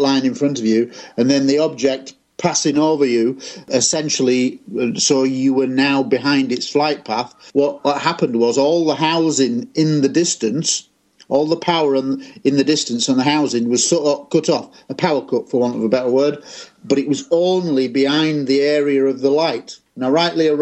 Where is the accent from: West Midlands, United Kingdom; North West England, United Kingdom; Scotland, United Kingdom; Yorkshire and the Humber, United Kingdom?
Yorkshire and the Humber, United Kingdom; Scunthorpe; I was aged 15 in my hometown of Scunthorpe in Lincolnshire in England